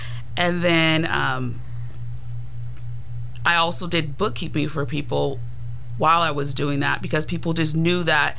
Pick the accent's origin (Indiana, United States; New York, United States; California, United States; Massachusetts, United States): California, United States; San Jose; moved away as an adult; now in Sacramento, United States; I am from San Jose, California. Just moved out here to the Sacramento area about 2-3 years ago. And I moved out here. I've always wanted to be out here.